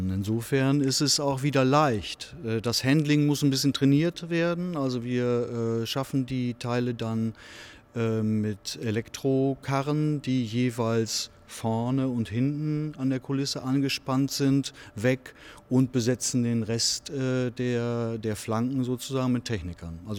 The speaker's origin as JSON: {"language": "German", "region": "Northern Germany", "country": "Germany", "said": "wenn ich das als Norddeutscher mal sagen darf"}